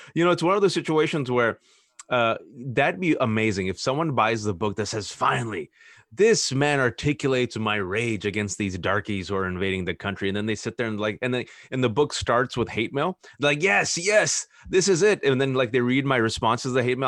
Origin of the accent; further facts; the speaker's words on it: Fremont, California, United States; I was born and raised in Fremont, California